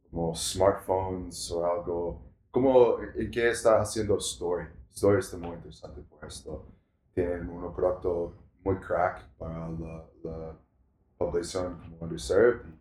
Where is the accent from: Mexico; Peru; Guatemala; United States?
United States; Spanish is a second language; moved away; also born or lived in Latin America; para mí como un gringo